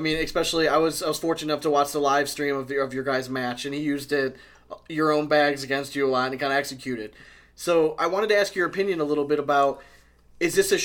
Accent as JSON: {"language": "English", "town": "Cleveland", "region": "Ohio", "country": "United States", "said": "We're from Cleveland"}